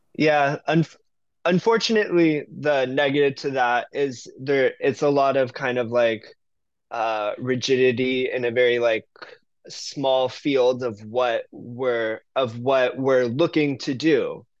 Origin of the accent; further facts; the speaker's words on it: Cutler Bay, Florida, United States; moved away as an adult; also born or lived in New York; now in San Francisco, United States; I grew up in Miami